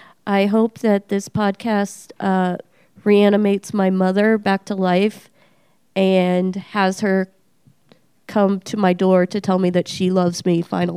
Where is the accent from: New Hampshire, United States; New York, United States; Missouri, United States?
New Hampshire, United States; Nashua; now in Albuquerque, United States; I am the second host of the ALBUCRAZY podcast. I am from Nashua, New Hampshire. I have lived here for about 10 years.